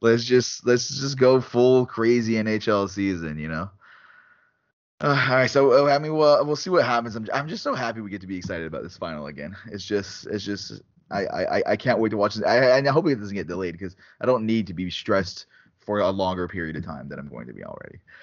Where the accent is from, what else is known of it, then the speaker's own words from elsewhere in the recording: Canada; as a Canadian